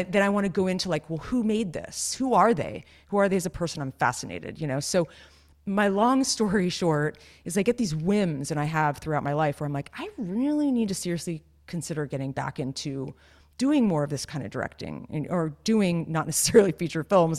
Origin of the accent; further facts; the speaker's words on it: near Santa Cruz, California, United States; I grew up near Santa Cruz